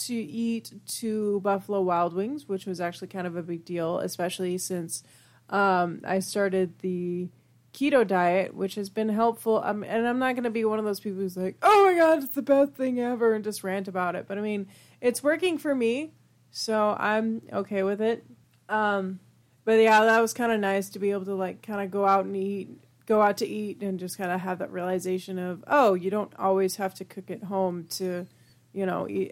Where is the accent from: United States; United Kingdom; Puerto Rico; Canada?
United Kingdom; I'm British